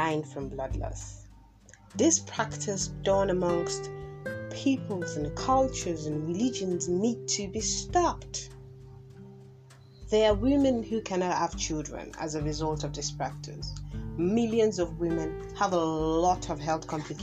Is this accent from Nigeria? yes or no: yes; Kogi, Nigeria; I am from Kogi State